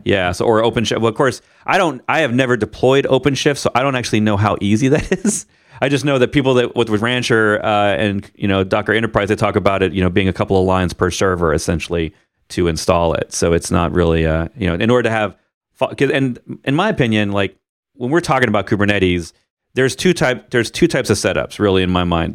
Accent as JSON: {"language": "English", "region": "Missouri", "country": "United States", "tie": "born or raised there", "said": "where I grew up in Missouri"}